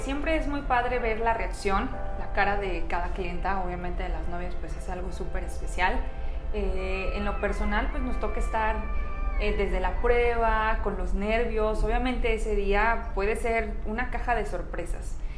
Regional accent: Michoacán, Mexico; now in Querétaro, Mexico; yo soy originaria de Michoacán, tengo aquí en Querétaro viviendo 13 años

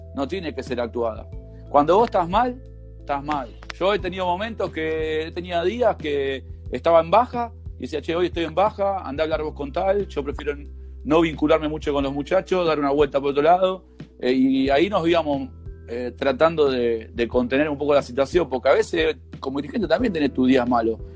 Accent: Villa Sarmiento, Buenos Aires, Argentina; Yo de ahí, mira, hice jardín ahí al lado, la escuela

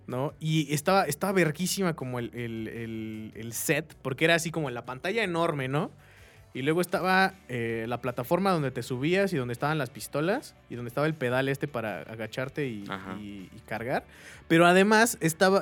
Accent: Querétaro, Mexico; aquí en Querétaro, nosotros somos de Querétaro

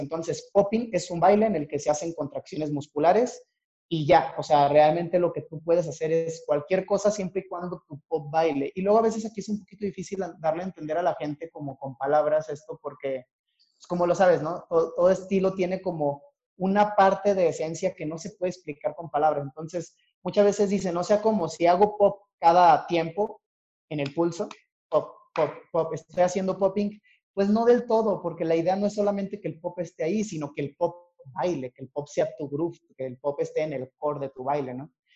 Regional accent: Torreón, Coahuila, Mexico; moved away as an adult; now in Mexico City, Mexico; yo soy originario de Torreón, Coahuila

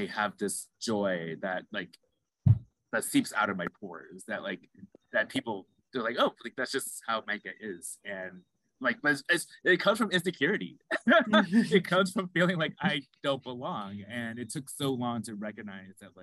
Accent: Phoenix, Arizona, United States; I'm also originally from Arizona from Phoenix. And Phoenix, at the time I was born, had maybe 4 or 5% Black people in it

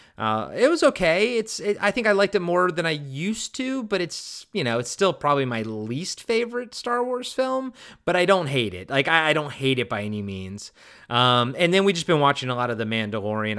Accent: Maryland, United States; growing up in Maryland

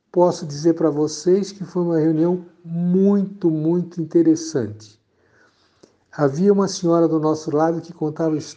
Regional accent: São Paulo, Brazil; now in Campinas, Brazil; Eu vim de São Paulo para Campinas há mais ou menos 20, 28, 30 anos atrás, para por razões profissionais.

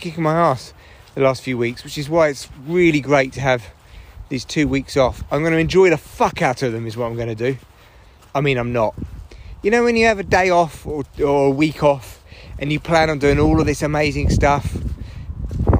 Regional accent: England, United Kingdom; being English

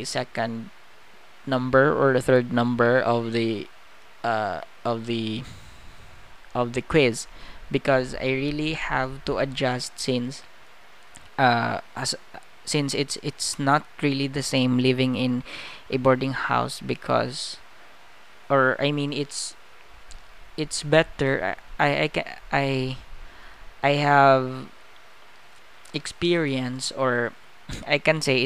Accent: Visayas, Philippines; English is a second language; I'm not comfortable speaking Tagalog, because I'm from the Bisaya island

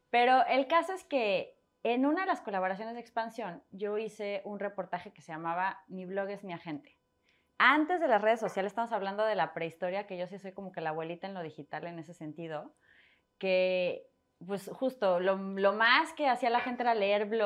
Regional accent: Mexico City, Mexico; also born or lived in Torreón / France; Nací en Ciudad de México, me fui a Torreón, Coahuila, regresamos, viví un mes en Colombia, viví un mes, bueno, viví un año y medio en Francia, me regresé

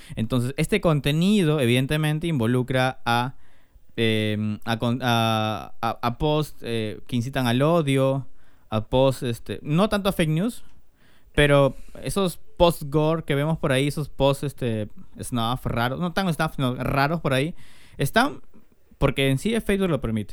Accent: Peru; somos peruanos

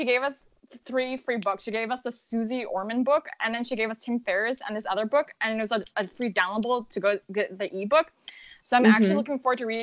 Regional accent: Los Angeles, California, United States; moved away as an adult; also born or lived in San Francisco; now in New York City, United States; I grew up in Los Angeles

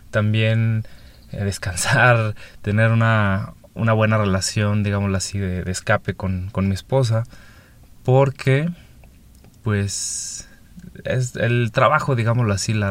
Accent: northern Mexico, Mexico; vengo del norte de México, actualmente vivo en el Pacífico de México.

